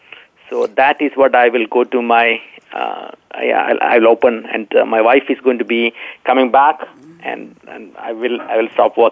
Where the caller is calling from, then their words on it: Dallas, Texas, United States; I'm in Dallas, Texas.